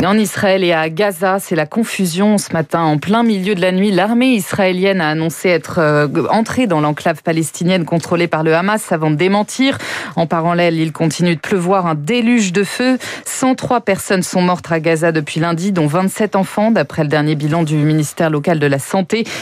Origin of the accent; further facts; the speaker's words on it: France; chez nous, en France